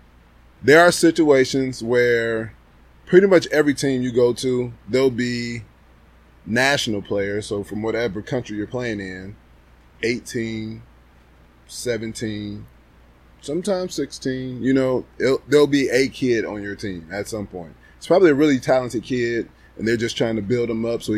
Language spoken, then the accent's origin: English; Michigan City, Indiana, United States; born or raised there; moved away as an adult